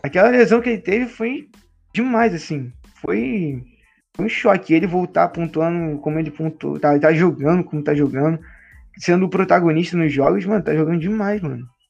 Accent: Rio de Janeiro, Brazil; eu sou carioca, mas eu conheço o Rio

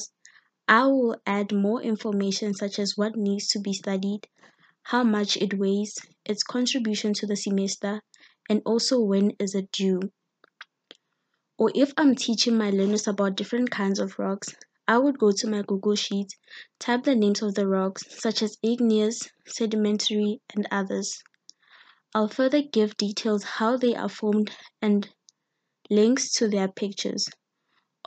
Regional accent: Mpumalanga, South Africa; I'm from Mpumalanga's Gilbert Fontein

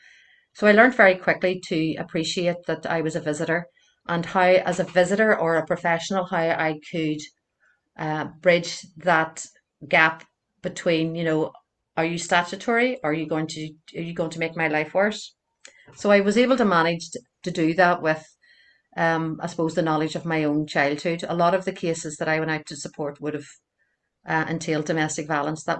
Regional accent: Belfast, Northern Ireland, United Kingdom; I grew up in North Belfast, and I'm still here.

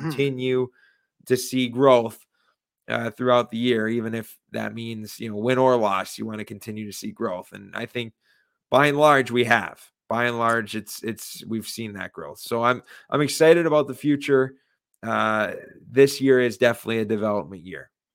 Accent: Michigan, United States; I'm from Michigan

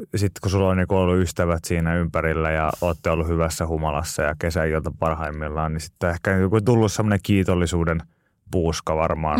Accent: Pori, Satakunta, Finland; born or raised there

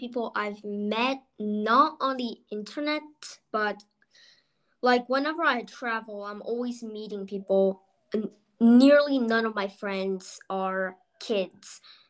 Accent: California, United States; born there; also born or lived in Texas / North Carolina / Bronxville / New York City; And I was born in California. I went to Texas. I went to North Carolina. I took a few trips to Bronxville. I moved to Bronxville. And then I moved to New York City. Then I moved to Austria.

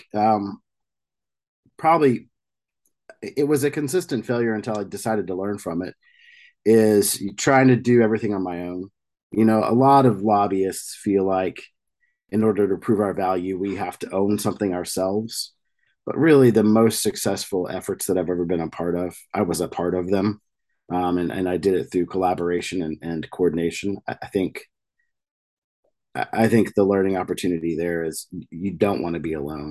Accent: rural New Mexico, United States; I grew up in rural New Mexico

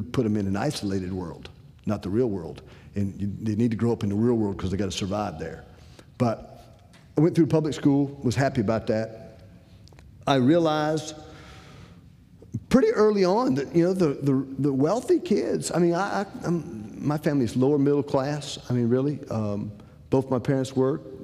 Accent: Decatur, Illinois, United States; moved away; I'm originally from Decatur, Illinois

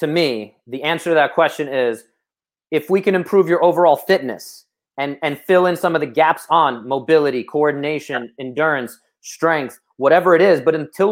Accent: New York City, New York, United States; I'm from Brooklyn

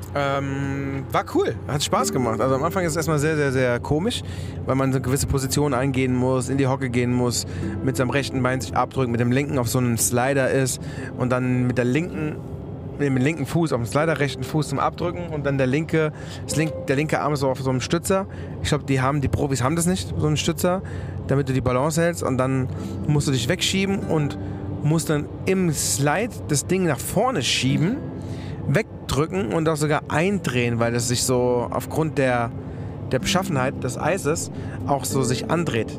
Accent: Germany; dann haben wir Germany gesagt

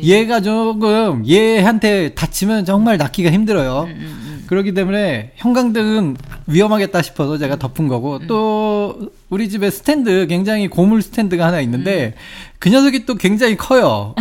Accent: South Korea; now in Japan; 그 한국 사람으로서

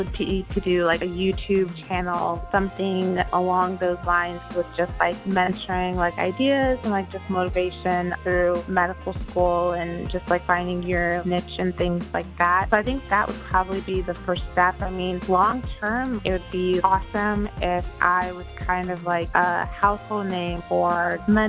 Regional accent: Baltimore, Maryland, United States; I grew up in Baltimore City

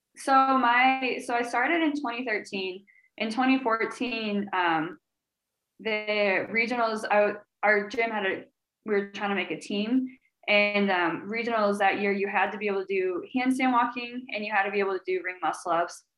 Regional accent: Illinois, United States; now in St. Louis, United States; we're both from Illinois.

